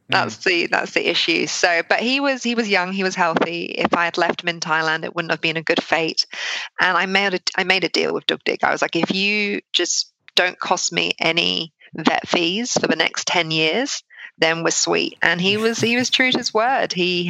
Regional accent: United Kingdom; now in Sydney, Australia; But yes, I am originally from the UK, but I live in Sydney, Australia now.

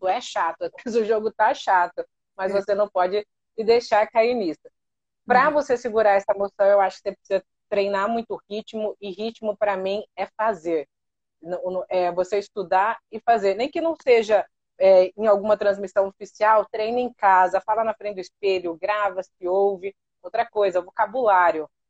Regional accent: Catanduva, São Paulo, Brazil; also born or lived in Paraná; eu nasci no Paraná mas eu fui muito pequenininha para o interior de São Paulo

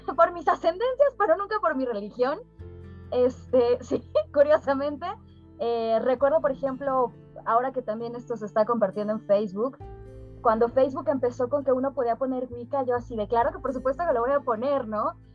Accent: Mexico; mi papá es argelino, mi madre es mexicana, entonces siempre viví en, este, en esta intersección, en, lo liminal entre eh, soy mexicana

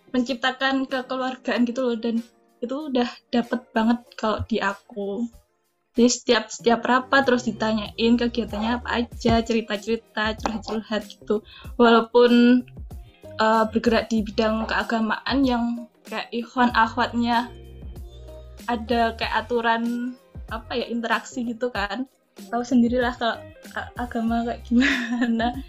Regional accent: Yogyakarta, Special Region of Yogyakarta, Indonesia; Kan aku kan rumahnya Jogja kan.

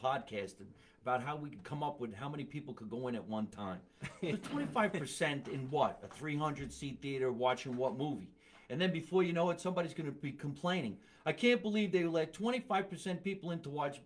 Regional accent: New Jersey, United States; We're from New Jersey

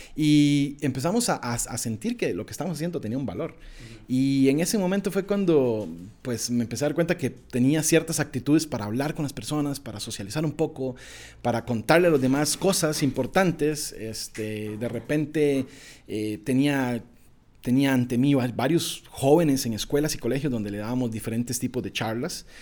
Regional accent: Esparza, Puntarenas, Costa Rica; moved away; also born or lived in Escazú, San José; nací en un pequeñísimo pueblo en el Pacífico el Pacífico Central de Costa Rica, que se llama Esparza, más específicamente en un pueblito que se llama Marañonal

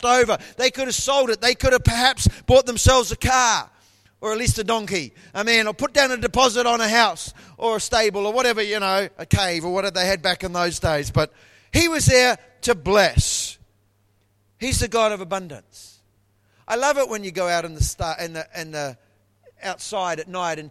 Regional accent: Taranaki, New Zealand; moved away as an adult; now in Brisbane, Australia; I was born in New Zealand and I was born in a province called Taranaki

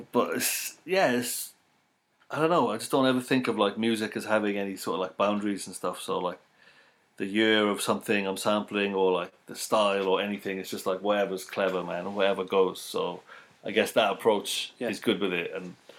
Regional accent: Wales, United Kingdom; I'm Welsh, I was born in Wales, I've lived here, you know, I'm a Welsh guy

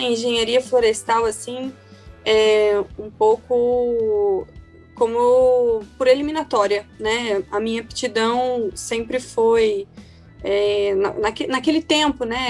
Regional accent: Curitiba, Paraná, Brazil; E eu sou natural de Curitiba, né? Então cursei a faculdade toda aqui em Curitiba

